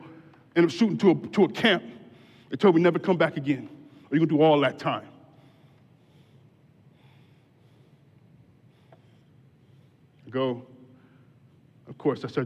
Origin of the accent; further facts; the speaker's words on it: Grand Rapids, Michigan, United States; moved away as an adult; also born or lived in Detroit; I was born in Grand Rapids